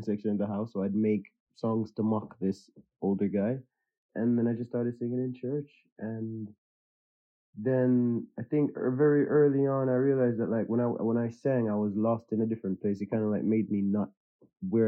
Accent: Jamaica; moved away as an adult; now in United Kingdom; I grew up in Jamaica, so like my mom, and we lived in like a small village.

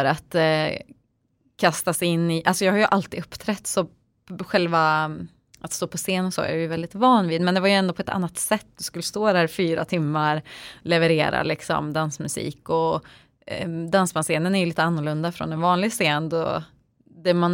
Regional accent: Töreboda, Västra Götaland, Sweden; så jag är född och uppvuxen i lilla Töreboda

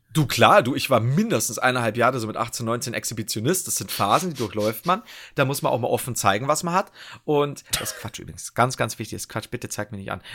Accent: Bavaria, Germany; ich komme aus Bayern

